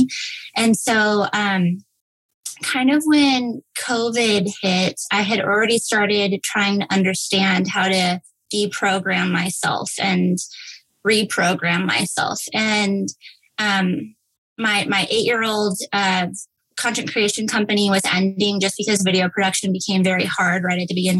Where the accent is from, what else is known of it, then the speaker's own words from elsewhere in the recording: El Paso, Texas, United States; I grew up in El Paso, Texas girl, went to Texas State